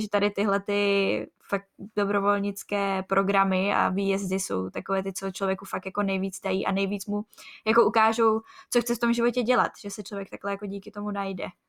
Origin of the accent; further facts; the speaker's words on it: Czechia; also born or lived in Ostrava; my z Česka